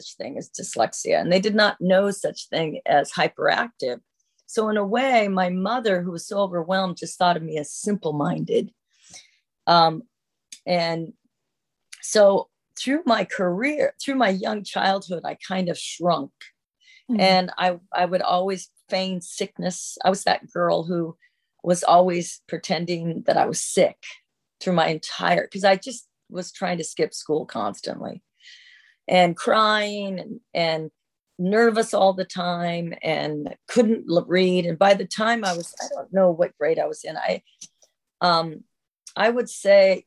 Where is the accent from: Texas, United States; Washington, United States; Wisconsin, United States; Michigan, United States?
Washington, United States; Seattle